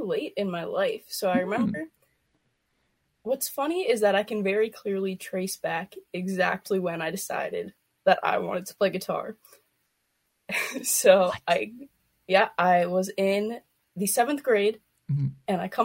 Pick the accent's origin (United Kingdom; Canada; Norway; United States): Canada; Winnipeg, Manitoba; I am from Winnipeg, Manitoba